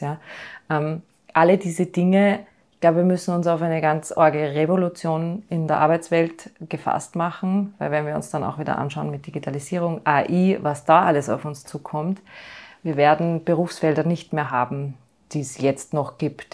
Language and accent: German; Austria; bei uns in Österreich